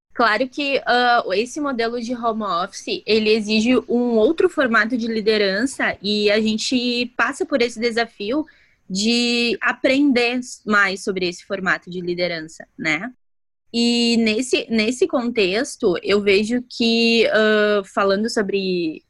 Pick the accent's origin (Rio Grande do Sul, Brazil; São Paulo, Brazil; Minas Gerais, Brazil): Rio Grande do Sul, Brazil; Santo Ângelo; Eu sou de Santo Ângelo.